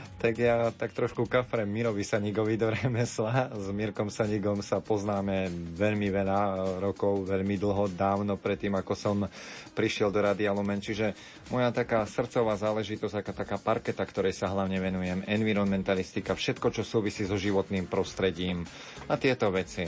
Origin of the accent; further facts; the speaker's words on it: Horehronie, Banská Bystrica Region, Slovakia; now in Banská Bystrica, Slovakia; ja som rodak z Horehronia